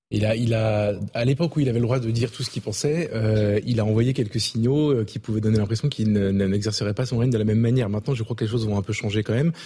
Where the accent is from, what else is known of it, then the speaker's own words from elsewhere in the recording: France; je suis français